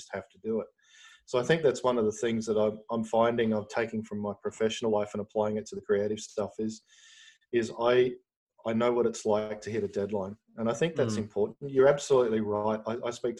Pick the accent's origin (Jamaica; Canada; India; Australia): Australia; as an Australian